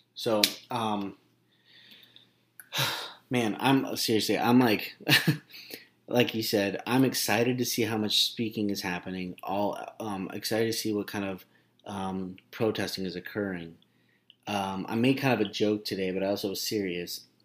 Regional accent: Glendora, California, United States; I watched my hometown

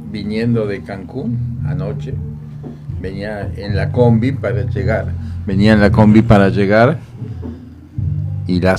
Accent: Argentina; now in Mexico; Yo nací en Argentina.

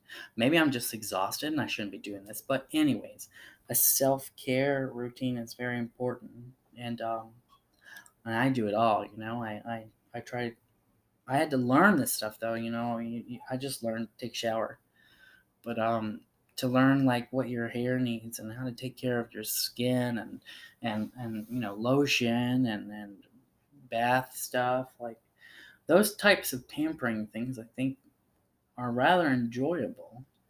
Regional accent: the South, United States; It's just I come from the South and that was kind of ingrained in me

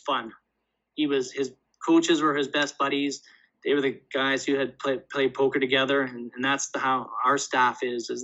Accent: Canada; I'm from Canada

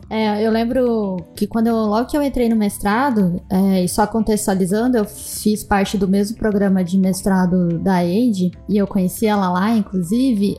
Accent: Brazil; eu, enquanto brasileira

